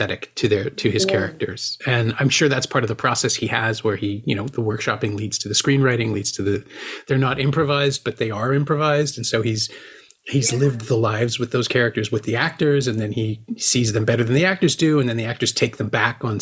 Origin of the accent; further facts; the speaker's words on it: Toronto, Ontario, Canada; I'm from Toronto